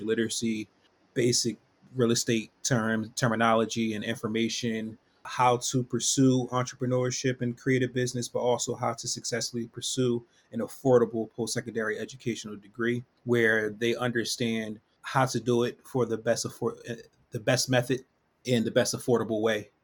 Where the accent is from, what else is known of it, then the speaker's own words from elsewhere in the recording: Philadelphia, Pennsylvania, United States; I'm from Philadelphia, born and raised